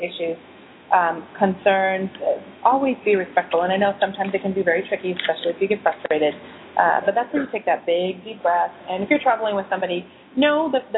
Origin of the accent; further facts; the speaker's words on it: United States; as Americans